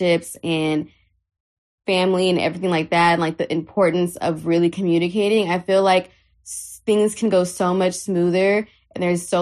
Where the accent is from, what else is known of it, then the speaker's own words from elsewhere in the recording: Houston, Texas, United States; also born or lived in Harlem, New York; We grew up together in Houston.